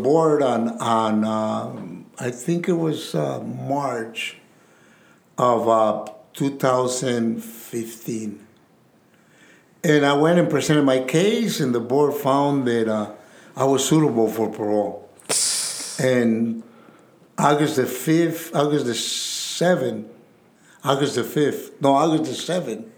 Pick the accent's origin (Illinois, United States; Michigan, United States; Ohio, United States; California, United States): California, United States; Santa Ana; I'm from Santana